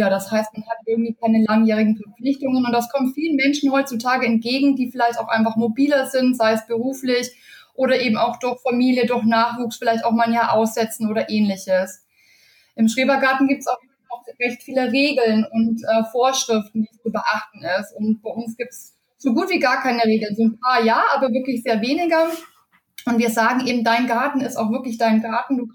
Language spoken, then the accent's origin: German; Bavaria, Germany; born there; now in Bonn, Germany; lebe seit äh, knapp äh, neun Jahren mittlerweile in Bonn, bin gebürtige Bayerin und auch noch sehr heimatverbunden.